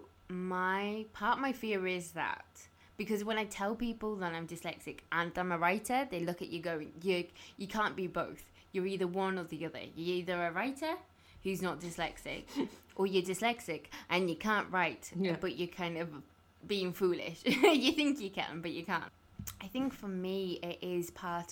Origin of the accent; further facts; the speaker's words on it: Carlisle, North West England, United Kingdom; when I was growing up in Carlisle